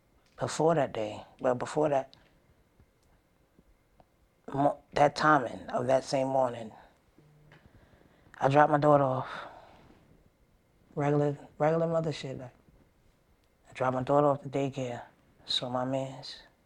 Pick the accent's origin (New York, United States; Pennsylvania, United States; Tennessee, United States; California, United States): New York, United States; Brooklyn; I'm from Brooklyn, Bed-Stuy.